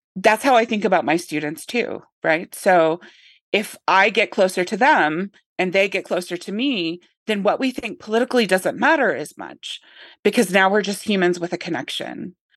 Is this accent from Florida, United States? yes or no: no; Northern Arkansas, United States; I grew up in Northern Arkansas